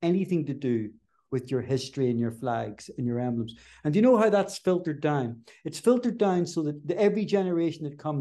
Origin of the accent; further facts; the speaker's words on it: Belfast, Northern Ireland, United Kingdom; I love Belfast, and I love being Northern Irish. I'm very proud of where I come from